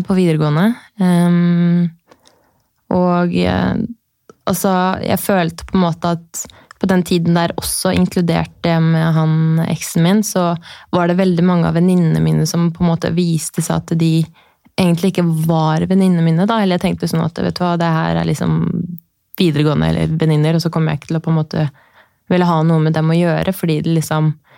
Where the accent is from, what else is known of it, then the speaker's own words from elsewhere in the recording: Horten, Vestfold, Norway; jeg er da fra Horten